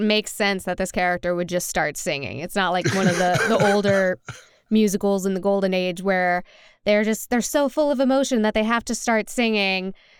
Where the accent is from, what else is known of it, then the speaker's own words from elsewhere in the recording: New Orleans, Louisiana, United States; now in Nashville, United States; born and raised in New Orleans, and now I live in Nashville, Tennessee